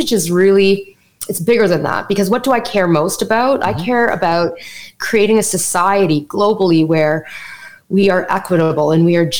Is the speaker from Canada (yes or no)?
yes; Canada; accent: Canadian; My parents immigrated to Canada, so I'm Canadian. You're going to hear the Canadian in my accent when I say things like out and about in Canada.